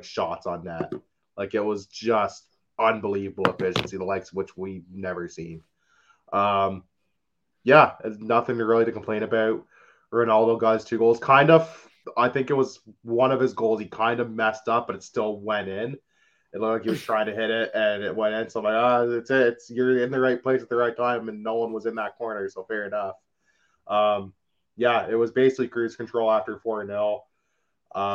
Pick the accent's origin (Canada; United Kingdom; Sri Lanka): Canada; I'm Canadian